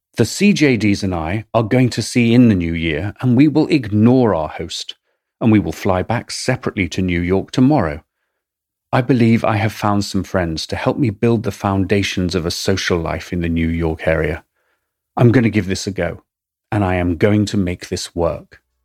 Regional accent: England, United Kingdom; accent: English; my English accent

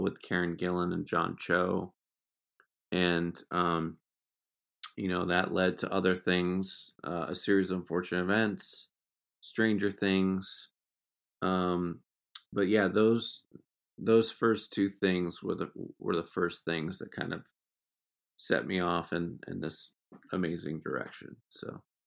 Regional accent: Exeter, New Hampshire, United States; moved away; I'm from Exeter, New Hampshire

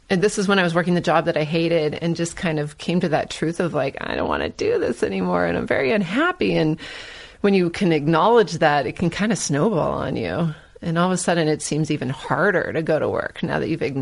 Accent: California, United States; I'm from Northern California. I didn't grow up with it

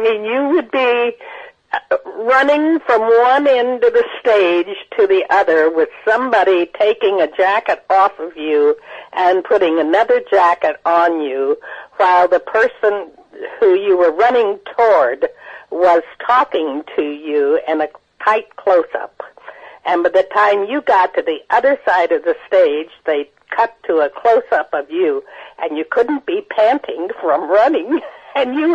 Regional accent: Missouri, United States; moved away as an adult; also born or lived in New York; I'm from Missouri, and I went to New York when I was 18 years old

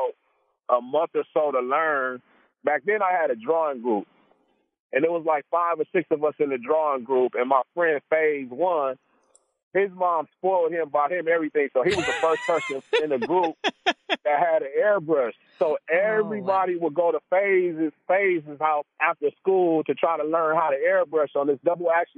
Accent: Compton, California, United States; also born or lived in Torrance, California; I was born in Torrance, but I spent most of my life in Compton. I was raised in Compton

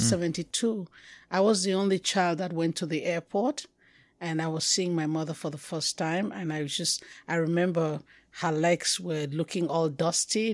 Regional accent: Cameroon; accent: Anglophone Cameroonian; moved away as an adult; also born or lived in Yaoundé; they can get from my accent that I'm Anglophone

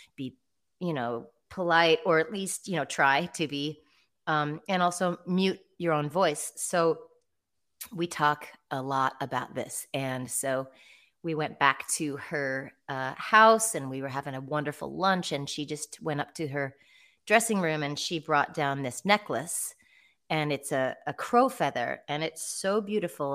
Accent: Eugene, Oregon, United States; my hometown of Eugene, Oregon

